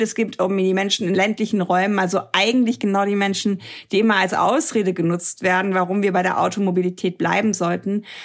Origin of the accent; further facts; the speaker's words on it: Germany; hier in Deutschland